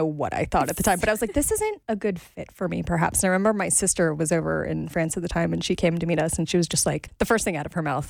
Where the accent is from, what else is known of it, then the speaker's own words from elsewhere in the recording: United States; I'm so American.